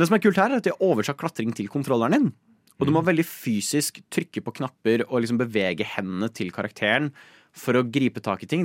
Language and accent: Norwegian; Nittedal, Akershus, Norway; jeg er uh, fra Nittedal